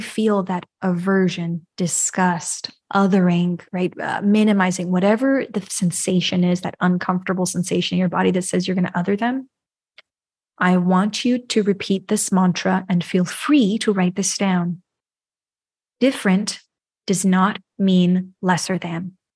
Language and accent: English; New York, United States; I'm from the U S, I was born in New York.